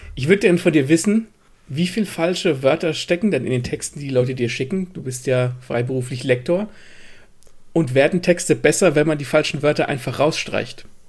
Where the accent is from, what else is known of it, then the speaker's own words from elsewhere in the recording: Gelnhausen, Hesse, Germany; moved away; Das ist ungefähr die Ecke, wo ich ursprünglich herkomme